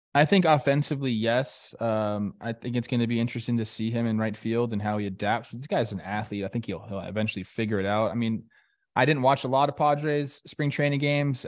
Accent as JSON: {"language": "English", "town": "Los Angeles", "region": "California", "country": "United States", "tie": "born or raised there", "said": "in my hometown"}